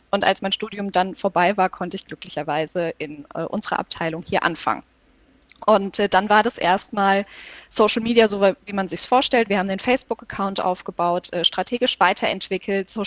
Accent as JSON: {"language": "German", "region": "Hesse", "country": "Germany", "tie": "born or raised there", "said": "Ich komme aus Hessen, ich bin hier aufgewachsen und das war mein Wunscharbeitgeber."}